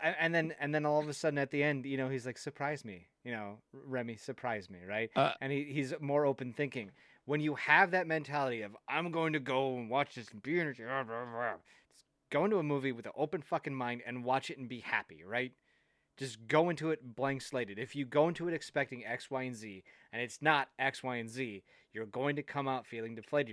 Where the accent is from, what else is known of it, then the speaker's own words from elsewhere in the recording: Wisconsin, United States; I'm from Wisconsin